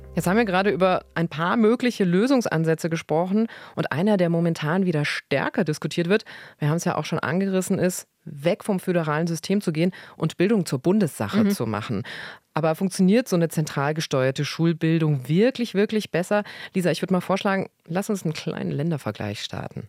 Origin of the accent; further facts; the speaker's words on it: Germany; bei uns in Deutschland